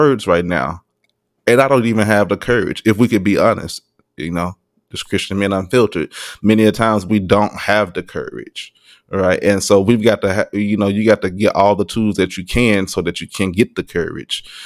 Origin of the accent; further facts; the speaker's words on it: Arkansas, United States; moved away; I'm from Arkansas